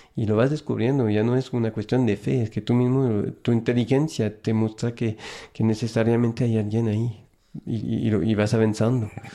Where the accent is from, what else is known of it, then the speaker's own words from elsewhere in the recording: small town near Lyon, Auvergne-Rhône-Alpes, France; Spanish is a second language; moved away as an adult; also born or lived in San Francisco, United States; now in Mexico; nací en un, lugarcito cerca de Lyon, en Francia, que se llama Brigné